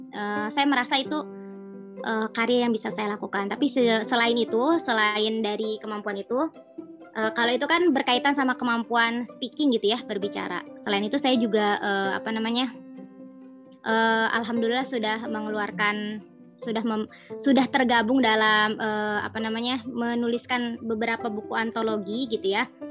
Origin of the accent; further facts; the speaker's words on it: Banten, Indonesia; moved away as an adult; now in Yogyakarta, Indonesia; saya asli Banten